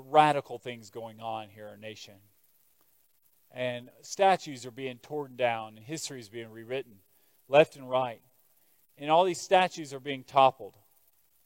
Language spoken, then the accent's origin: English; United States